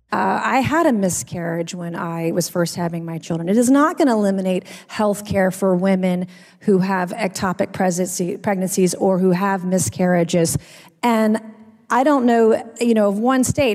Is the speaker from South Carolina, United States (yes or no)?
yes; South Carolina, United States; I am from South Carolina